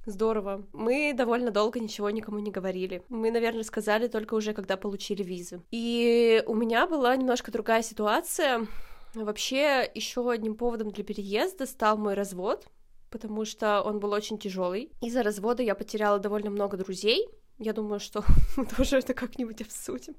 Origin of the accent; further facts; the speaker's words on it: Dobryanka, Perm Krai, Russia; moved away as an adult; now in Kraków, Poland; Хотя я вообще родилась не в Перми, я родилась в Добрянке. Это очень маленький